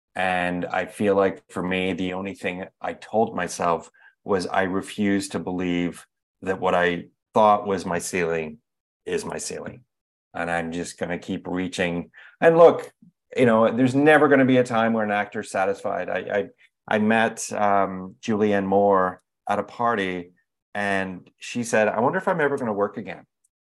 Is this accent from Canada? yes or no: no; England, United Kingdom; We grew up in England.